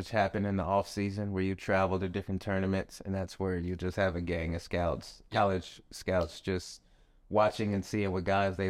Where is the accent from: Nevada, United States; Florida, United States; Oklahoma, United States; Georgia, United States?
Nevada, United States; Las Vegas; so this is when I was still in Vegas. I hadn't moved to Tucson yet. We went to their elite camp. We're both from Vegas.